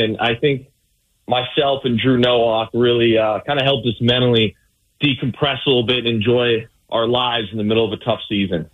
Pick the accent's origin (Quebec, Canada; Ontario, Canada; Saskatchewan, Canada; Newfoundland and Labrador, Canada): Ontario, Canada; Windsor; moved away; I'm from the Windsor area, which is, you know, I grew up 10 minutes from the border of Detroit